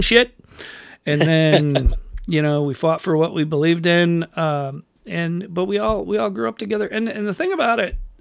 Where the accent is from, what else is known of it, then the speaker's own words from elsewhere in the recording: Rochester, New York, United States; moved away; I'd have family come down from Rochester, New York, where I grew up